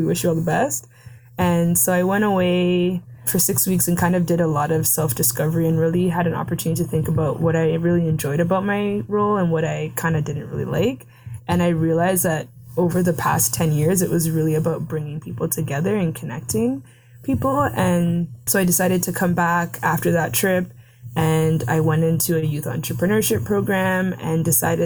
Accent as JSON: {"language": "English", "town": "Mississauga", "region": "Ontario", "country": "Canada", "said": "I'm from Mississauga in the Peel region"}